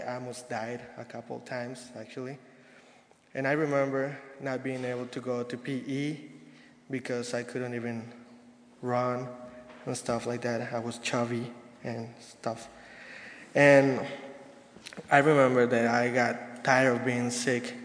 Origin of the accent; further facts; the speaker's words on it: Mexico City, Mexico; moved away; I'm from Mexico City, Mexico